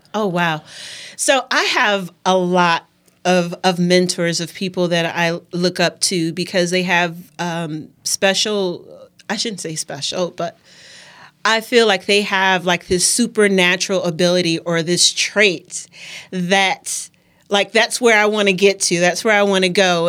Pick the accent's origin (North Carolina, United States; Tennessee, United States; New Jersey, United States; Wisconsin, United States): Wisconsin, United States; Milwaukee; I'm born and raised in Milwaukee, grew up around Washington Park area